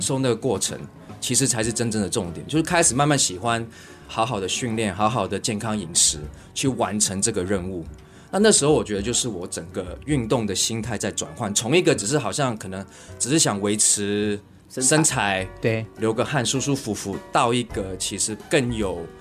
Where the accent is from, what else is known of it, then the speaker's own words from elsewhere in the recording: Hong Kong; now in Taiwan; 我小时候在香港长大啦，那，但是我家里人都是台湾人。那时候后来跟家里人搬回台湾之后